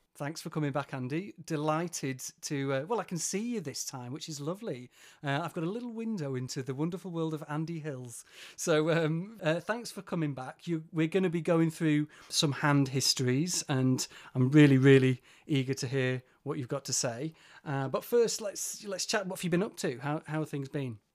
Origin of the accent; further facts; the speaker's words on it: Yorkshire and the Humber, United Kingdom; I'm from Yorkshire.